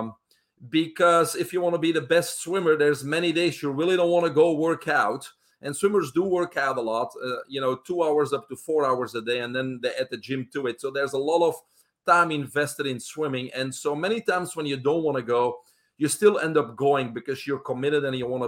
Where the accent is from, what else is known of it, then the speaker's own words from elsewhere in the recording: Belgium; English is a second language; moved away as an adult; I'm originally from Belgium in Europe. I was raised there with my brother, single home family.